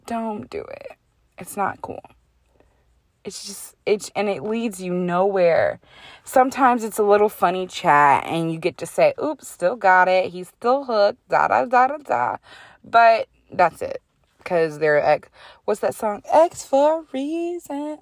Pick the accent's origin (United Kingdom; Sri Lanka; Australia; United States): United States; I'm American